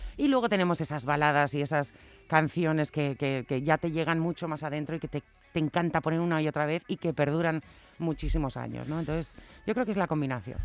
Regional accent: Spain; moved away; also born or lived in United States; estar en mi tierra

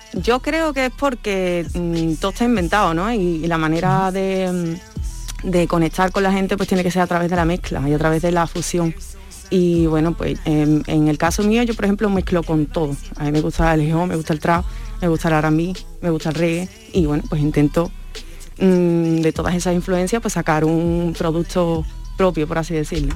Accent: Seville, Andalusia, Spain; nosotros somos sevillanos

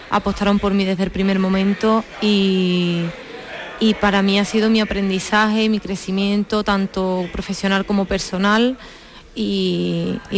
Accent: Seville, Andalusia, Spain; Yo de Sevilla.

